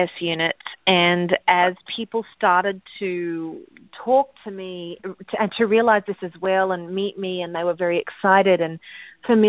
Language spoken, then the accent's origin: English; Australia; now in United States; I'm from Australia and living in America